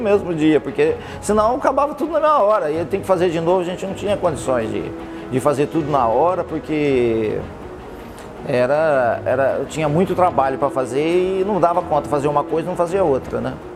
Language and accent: Portuguese; Oswaldo Cruz, Brazil; Nasci em Oswaldo Cruz